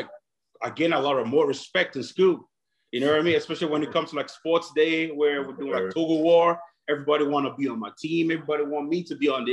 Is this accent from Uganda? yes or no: no; Dublin, Leinster, Ireland; also born or lived in Nigeria; I grew up in Dublin, Ireland. I was born in Nigeria.